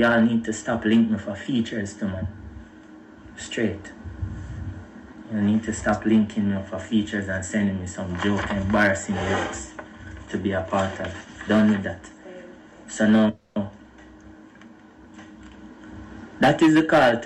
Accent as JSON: {"language": "English", "country": "Jamaica", "said": "I'm a Jamaican brethren"}